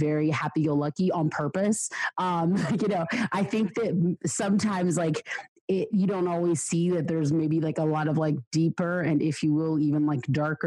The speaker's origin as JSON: {"language": "English", "region": "Georgia", "country": "United States", "tie": "born or raised there", "said": "I was born and raised in the States. I grew up in Georgia, southeast of USA, United States"}